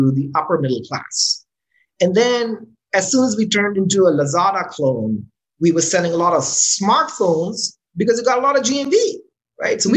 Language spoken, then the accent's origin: English; Islamabad, Islamabad Capital Territory, Pakistan; moved away as an adult; also born or lived in California, United States / Florida, United States; So I moved back. To Islamabad, which is my hometown